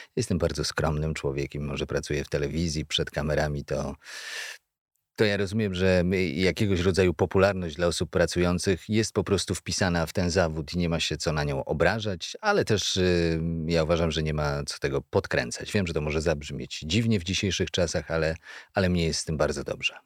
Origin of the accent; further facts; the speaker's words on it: Kalisz, Greater Poland, Poland; pochodzę z Kalisza, z najstarszego miasta w Polsce